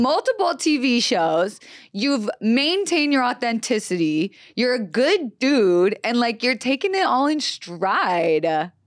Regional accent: Florida, United States; moved away; also born or lived in Los Angeles, California; I was raised on the East Coast

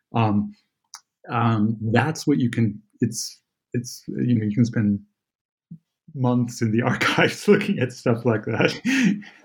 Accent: Santa Barbara, California, United States; moved away as an adult; now in Germany; although I live here in Germany, I am uh, born and raised in California. Santa Barbara is my home, and I grew up

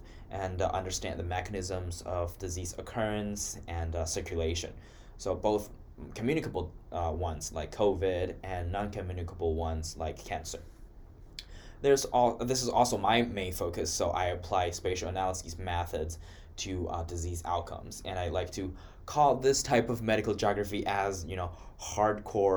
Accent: Wuhan, Hubei, China; moved away as an adult; now in Iowa, United States; I'm from Wuhan, China

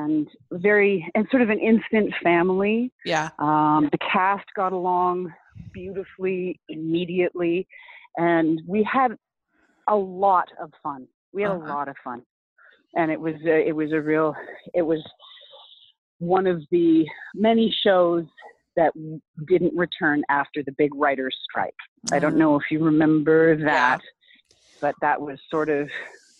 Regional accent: Vancouver, British Columbia, Canada; I've always been based in Vancouver

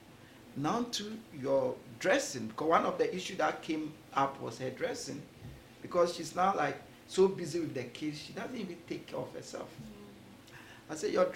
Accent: Ghana; When I was growing up in Ghana, one of the beautiful things is every morning you hear early at dawn, you hear birds singing

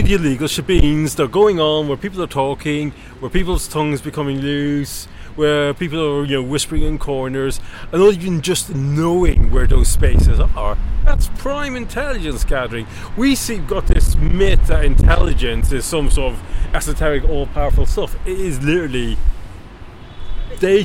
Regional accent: Ireland; I'm Irish

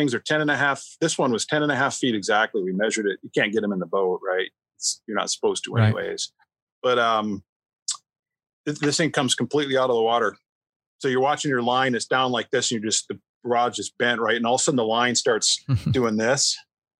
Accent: Wisconsin, United States; I grew up in Wisconsin.

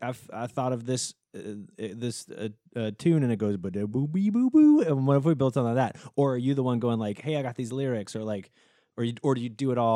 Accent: Kentucky, United States; I'm from Kentucky.

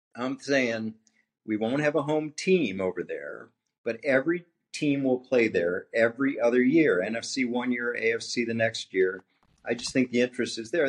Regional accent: Philadelphia, Pennsylvania, United States; I'm from the Philly area.

